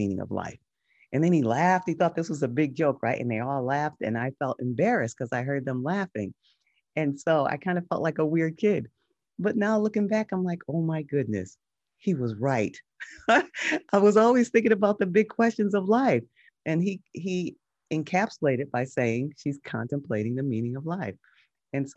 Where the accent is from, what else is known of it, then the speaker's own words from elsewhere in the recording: Connecticut, United States; now in Los Angeles, United States; I live in Los Angeles now, but I grew up in Connecticut in a small mid-sized city